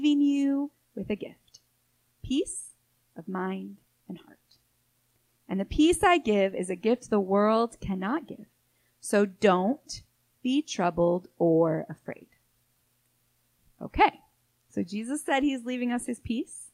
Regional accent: Michigan, United States; now in Florida, United States; I grew up in Michigan

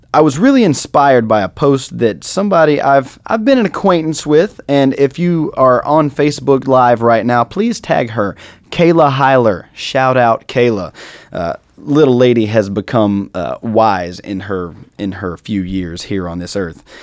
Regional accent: North Carolina, United States; I am from North Carolina, a major Confederate state.

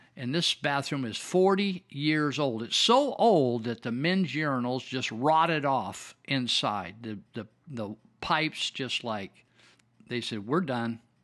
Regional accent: Marysville, United States; I was raised in Marysville where we had the Marysville Indians.

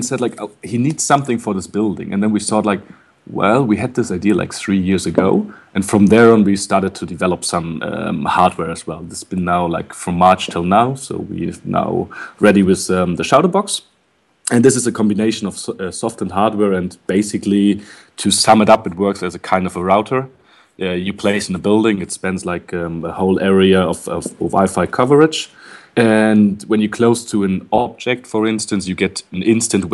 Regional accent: Berlin, Germany; I'm originally from Berlin

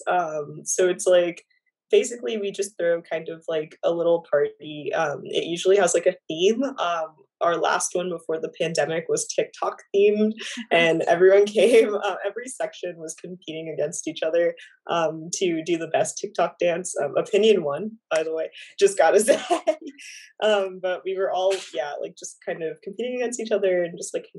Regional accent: Florida, United States; moved away as an adult; now in New York City, United States; I'm from Florida, so like cold is just not fun

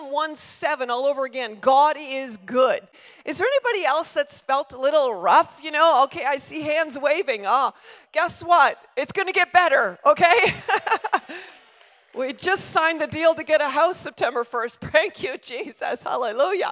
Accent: Stratford, Ontario, Canada; my hometown is their hometown, which is Stratford

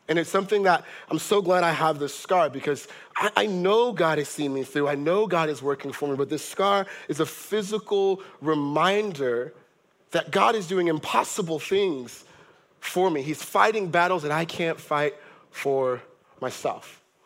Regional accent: Monrovia, Montserrado, Liberia; I was born in Liberia, Monrovia, Liberia in West Africa, in 1990 in the middle of a civil war

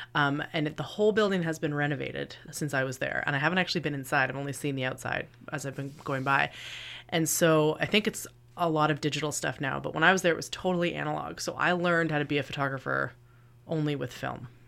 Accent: Kingston, Ontario, Canada; I am from Kingston, and I am the local photographer

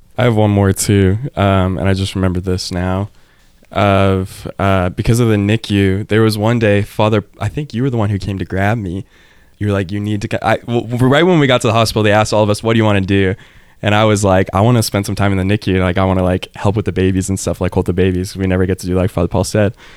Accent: Cypress, Texas, United States; I grew up in a suburb of Houston. You know, I grew up in Cyprus

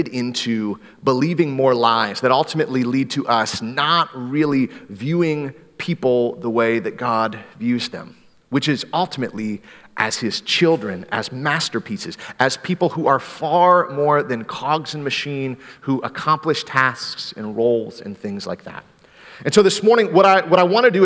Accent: Greenville, Michigan, United States; growing up in Michigan, we have a lot of snow, and we had the city of Greenville, Michigan had this tow rope

